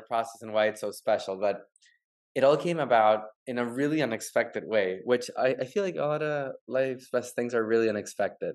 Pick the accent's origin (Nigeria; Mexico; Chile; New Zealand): Chile; Santiago, Santiago Metropolitan Region; now in Miami, United States; I'm actually from from Chile, from Santiago.